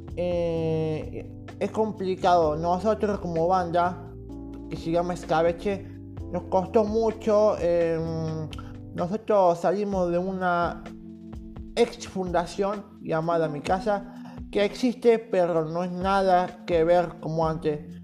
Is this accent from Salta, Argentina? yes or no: no; Córdoba, Argentina; yo soy de Córdoba Capital